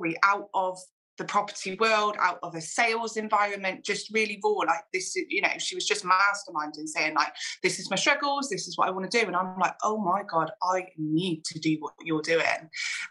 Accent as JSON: {"language": "English", "town": "Gloucester", "region": "South West England", "country": "United Kingdom", "tie": "born or raised there", "said": "my hometown in Gloucester"}